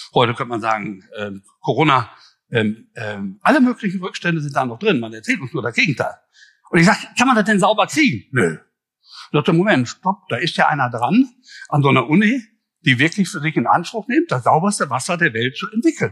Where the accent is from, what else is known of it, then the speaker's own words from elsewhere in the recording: Ruhr area, North Rhine-Westphalia, Germany; accent: Ruhrgebiet; also born or lived in Düsseldorf; ich komme aus dem Ruhrgebiet, das hört man ja auch.